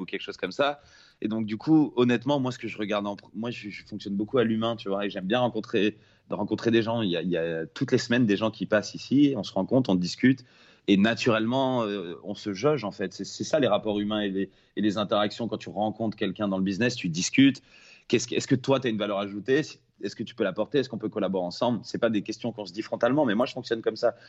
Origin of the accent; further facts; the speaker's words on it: Nice, Provence-Alpes-Côte d'Azur, France; moved away; rentrer à Nice, là d'où je viens, là où je suis né